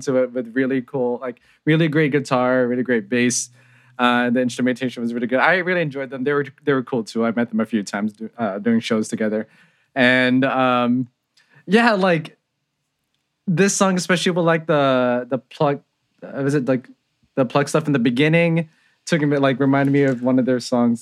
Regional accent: San Jose, California, United States; I grew up in San Jose, California

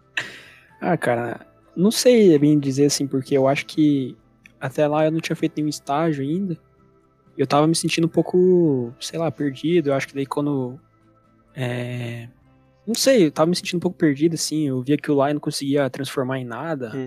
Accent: Curitiba, Paraná, Brazil; also born or lived in São José dos Pinhais; vivi a minha vida inteira aqui em Curitiba

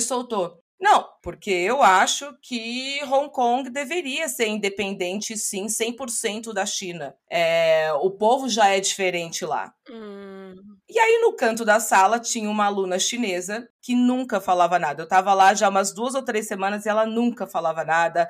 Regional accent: Brazil; moved away as an adult; now in Denver, United States; eu era brasileira

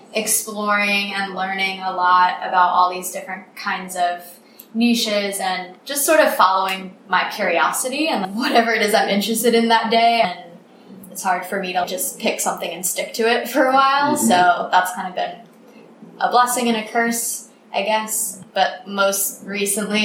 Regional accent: United States; moved away as an adult; also born or lived in New York City; now in Vietnam; I'm American. I've been in Vietnam for 2.5 years

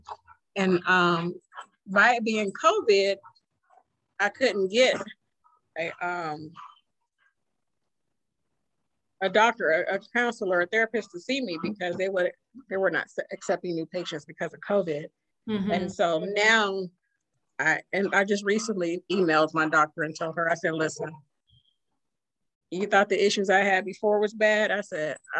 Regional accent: Youngstown, Ohio, United States; where I'm from Youngstown

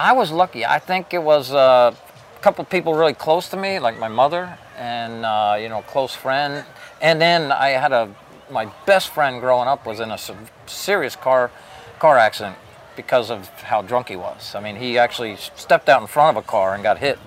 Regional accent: Bethlehem, Pennsylvania, United States; I grew up in Bethlehem, Pennsylvania

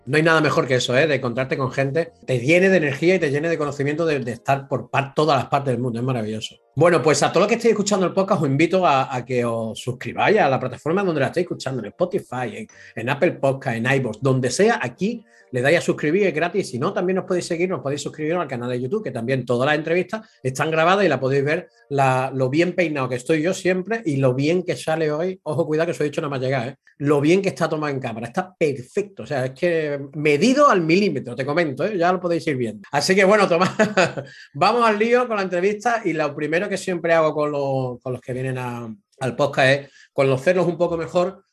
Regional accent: Spain; moved away; also born or lived in England

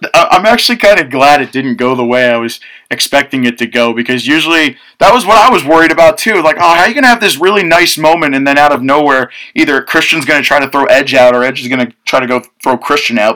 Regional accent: Mahopac, New York, United States; I've been from New York my whole life

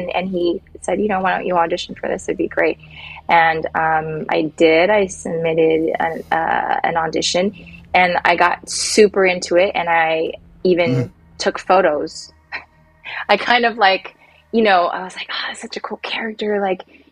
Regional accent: Silicon Valley, California, United States; I grew up in the Silicon Valley, so it was very, nerdy, techie, gamey, everything, everybody.

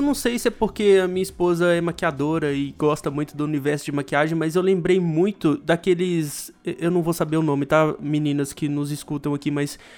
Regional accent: Brazil; como brasileiro médio

